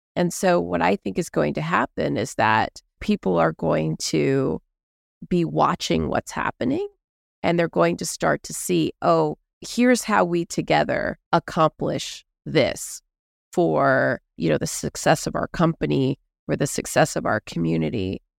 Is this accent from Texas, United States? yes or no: yes; Houston, Texas, United States; I grew up in Houston, Texas